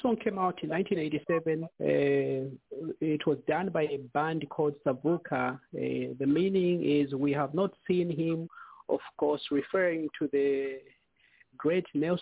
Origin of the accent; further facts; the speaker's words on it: Zambia; us growing up in Zambia